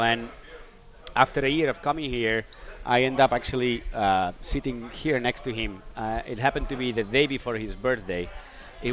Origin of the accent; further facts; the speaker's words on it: Catalonia, Spain; also born or lived in Florida; now in California, United States; I'm from Spain.